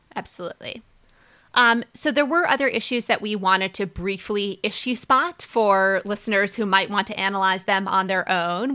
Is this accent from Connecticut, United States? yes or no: no; Minnesota, United States; I, I grew up in Minnesota